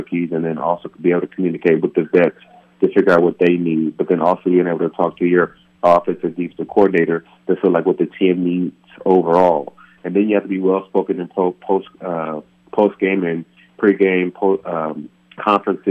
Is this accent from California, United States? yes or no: yes; California, United States; moved away; back home in my hometown of California